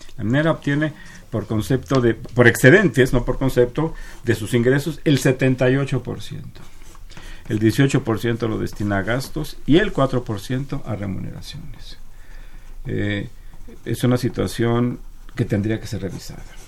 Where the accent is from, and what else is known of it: Mexico